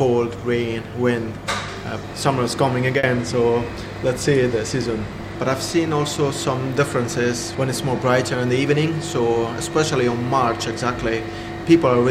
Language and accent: English; Sicily, Italy; moved away as an adult; now in Portobello, United Kingdom; I was born in Sicily